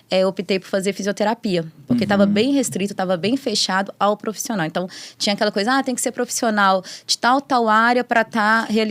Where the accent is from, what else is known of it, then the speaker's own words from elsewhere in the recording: Belo Horizonte, Minas Gerais, Brazil; Não, sou de BH.